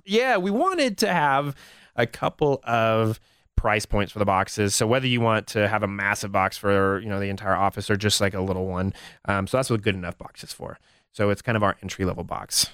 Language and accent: English; Albuquerque, New Mexico, United States; moved away as an adult; also born or lived in Los Angeles; now in Denver, United States; I grew up in Albuquerque